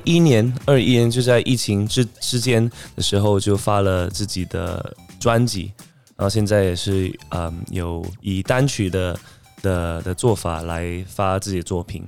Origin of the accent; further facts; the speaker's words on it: Singapore; 我是来自新加坡的